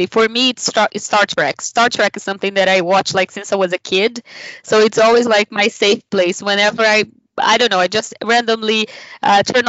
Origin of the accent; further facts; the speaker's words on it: Brazil; English is a second language; moved away as an adult; now in Sweden; I am from Brazil originally and I'm a Latina immigrant here in Sweden since 2018